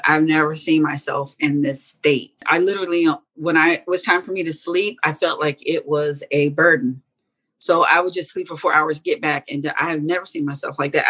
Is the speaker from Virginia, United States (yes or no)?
yes; Hampton, Virginia, United States; first language German; English is a second language; moved away as an adult; also born or lived in Germany; now in Atlanta, United States; I grew up in Hampton, Virginia, then moved to Atlanta about 20 years ago